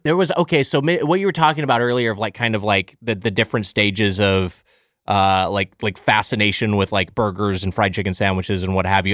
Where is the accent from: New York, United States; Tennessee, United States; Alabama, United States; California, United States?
California, United States; Lakewood; My hometown, Lakewood, California, the birthplace of Denny's